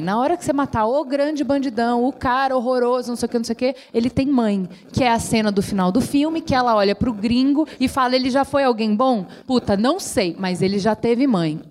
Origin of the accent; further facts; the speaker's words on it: South Region, Brazil; moved away; Porque é de onde eu vim, né? Vim daí, do sul